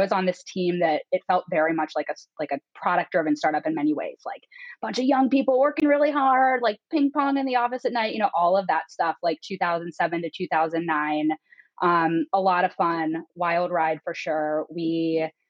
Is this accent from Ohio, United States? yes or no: yes; Northeast Ohio, United States; moved away as an adult; also born or lived in Oxford, Ohio; now in Chicago, United States; I grew up in Northeast Ohio. I am a Midwesterner through and through